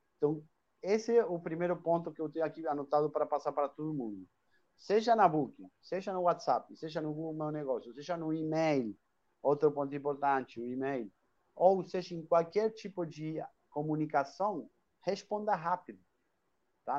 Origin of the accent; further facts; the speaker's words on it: Argentina; accent: Argentine; Portuguese is a second language; moved away as an adult; now in Brazil; esse sotaquezinho aí que não sai, é, porque eu sou argentino, moro aqui no Brasil há 21 anos